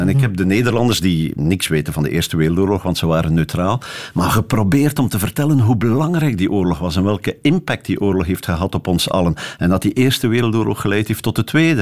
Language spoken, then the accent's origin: Dutch; Bruges, Flanders, Belgium; ik, ik groeide dus op in Brugge die laatste jaren van mijn humaniora